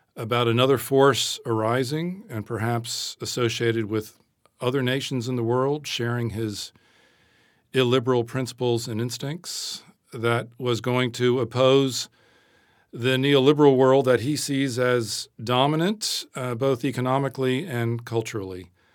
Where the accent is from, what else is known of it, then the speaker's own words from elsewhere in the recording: United States; accent: American; moved away as an adult; also born or lived in Britain; now in United Kingdom; I am an American